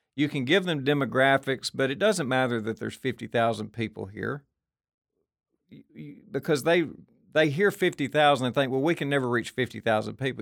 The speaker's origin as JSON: {"language": "English", "town": "Murfreesboro", "region": "Tennessee", "country": "United States", "said": "I'm from Murfreesboro, we add a thousand kids to the school system every year"}